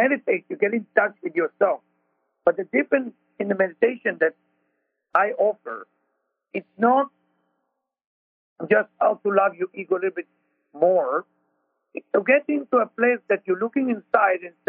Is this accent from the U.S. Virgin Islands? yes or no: no; Israel; accent: Israeli; moved away; I'm Israeli with my accent